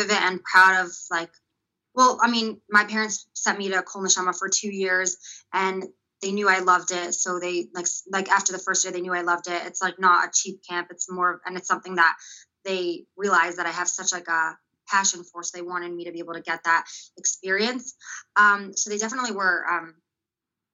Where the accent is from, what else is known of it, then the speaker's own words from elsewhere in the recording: Los Angeles, California, United States; also born or lived in Israel; I grew up in North Hollywood, Valley Village in California